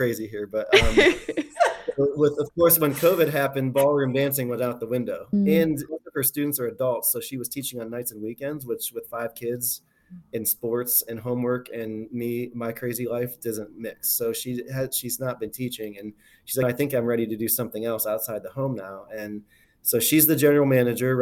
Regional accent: Ohio, United States; I practice in my hometown. I have a ton of people that I've known my whole life

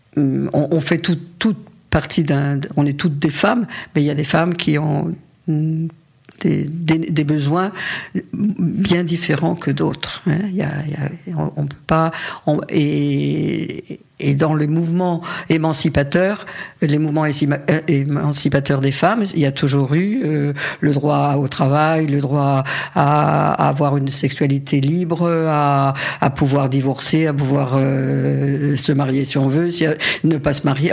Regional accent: Paris, Île-de-France, France; moved away as an adult; also born or lived in Algeria / Saint-Denis; now in Barcelona, Spain; Je ne suis pas née à Paris. D'abord, je suis née en Algérie. Mes parents ont émigré. Euh, j'avais deux ans et on a, on a vécu plutôt à Saint-Denis au début, puis ensuite à Paris. Et ma scolarité, je l'ai faite à Paris

